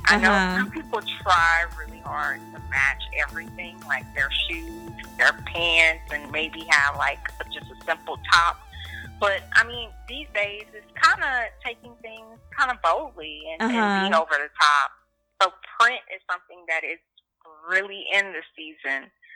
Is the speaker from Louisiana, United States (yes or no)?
yes; Louisiana, United States; now in Houston, United States